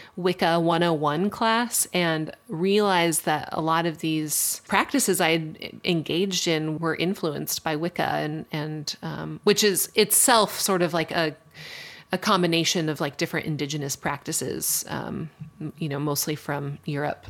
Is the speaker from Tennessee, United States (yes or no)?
no; Colorado Springs, Colorado, United States; where I grew up in Colorado Springs, Colorado, it's a super conservative place.